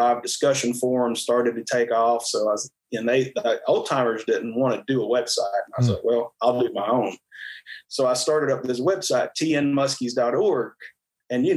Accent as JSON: {"language": "English", "area": "Bull Run steam plant on Melton Hill Lake", "region": "Tennessee", "country": "United States", "tie": "born or raised there", "said": "I grew up around the Bull Run steam plant on Melton Hill Lake"}